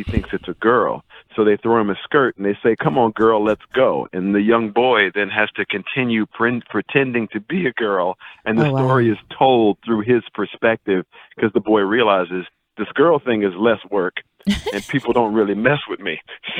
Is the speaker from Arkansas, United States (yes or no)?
no; Tallahassee, Florida, United States; my dad coached at Florida State. I grew up running around with Dr. White at Florida A&M, running around in the band field. So, you know, I grew up in the Black HBCU tradition.